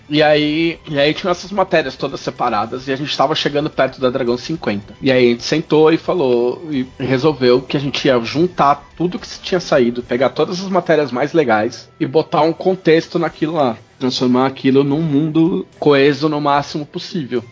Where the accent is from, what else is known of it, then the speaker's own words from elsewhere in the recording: São Paulo, Brazil; now in Porto Alegre, Brazil; Eu sou de São Paulo, eu moro em Porto Alegre, mas eu sou de São Paulo